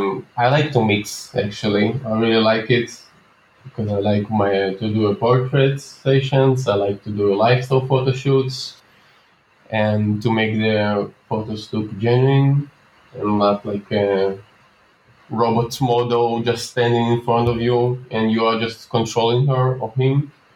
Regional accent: Minsk, Minsk Region, Belarus; now in Tel Aviv, Israel; when I moved to Tel Aviv, Israel, where I'm living right now. Yep. I moved from Minsk, Belarus, where my parents are still living.

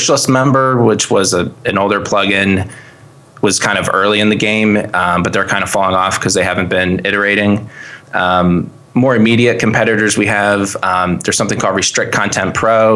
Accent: Reading, Pennsylvania, United States; also born or lived in Philadelphia area; I was born in Reading. So my family's from here.

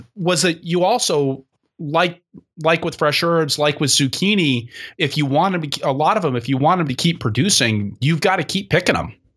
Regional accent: Seattle, Washington, United States; I grew up in Seattle

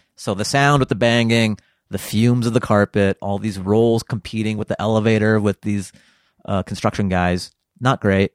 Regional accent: Seattle, Washington, United States; I grew up in the Pacific Northwest

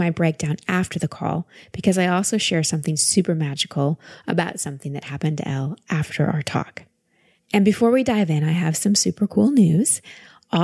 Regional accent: Texas, United States; calling us from Texas today, my home state

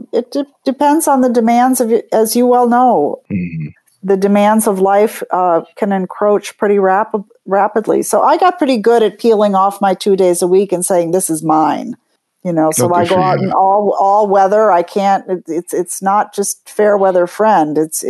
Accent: New York, United States; But I get off the hook, I guess, because I'm a New Yorker

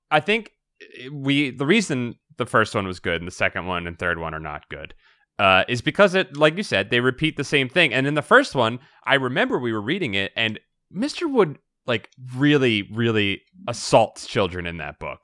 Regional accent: Philadelphia, Pennsylvania, United States; I'm from Philadelphia

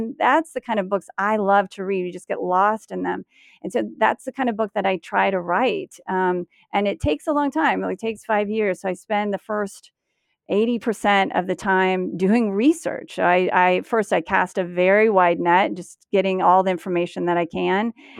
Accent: United States; I guess I am an American woman, I guess.

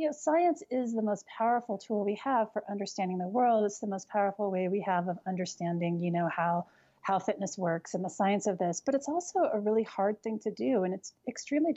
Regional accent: New Mexico, United States; moved away as an adult; also born or lived in Colorado / Europe; because I was from New Mexico, but living in Colorado

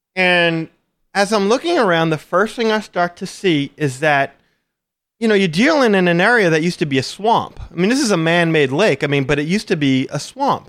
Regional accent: Louisiana, United States; I'm from the Louisiana. We have alligators down here

